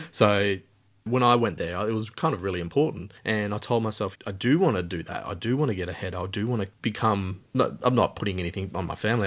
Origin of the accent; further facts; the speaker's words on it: Alice Springs, Northern Territory, Australia; moved away; I came from Alice Springs, the middle of Australia